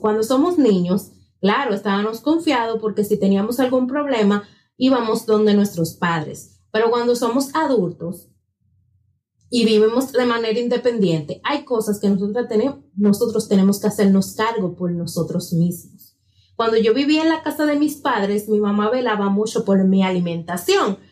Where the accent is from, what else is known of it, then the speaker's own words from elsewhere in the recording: La Romana, Dominican Republic; moved away as an adult; now in Santo Domingo, Dominican Republic; cuando yo viví en La Romana por 26 años de mi vida, luego tuve que venir a residir a Santo Domingo